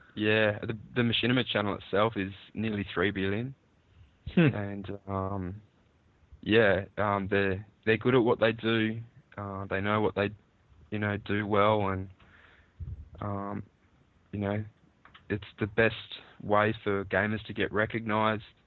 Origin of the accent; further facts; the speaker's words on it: Australia; here in Australia